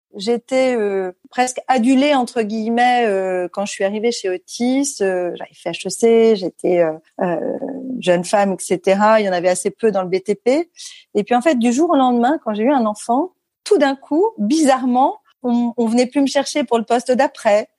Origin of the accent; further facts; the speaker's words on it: Paris suburbs, Île-de-France, France; also born or lived in La Celle-Saint-Cloud / Versailles; je suis née euh, à Paris et j'ai grandi jusqu'à mes dix ans en banlieue parisienne, à La Salle-Saint-Cloud, puis à Versailles